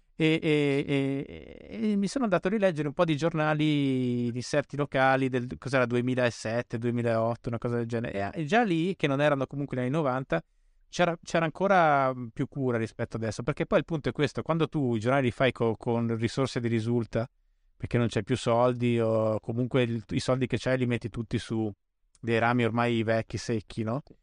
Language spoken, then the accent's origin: Italian; Bolzano, Trentino-Alto Adige, Italy; io poi sono cresciuto a Bolzano, quindi proprio ai limiti della civilizzazione